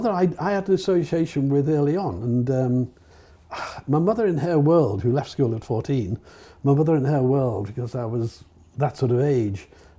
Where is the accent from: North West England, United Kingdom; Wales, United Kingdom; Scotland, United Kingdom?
North West England, United Kingdom; Liverpool; Well, I lived in Liverpool. I left school. I became homeless in Liverpool, actually. But I left school when I was 18 in Liverpool with my A levels.